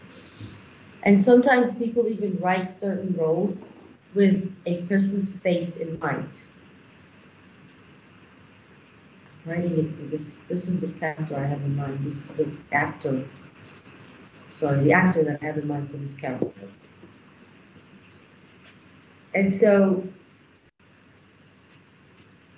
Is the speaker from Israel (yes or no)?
yes; Israel; moved away as an adult; now in Nigeria; I come from Israel, so I also have that industry to look at.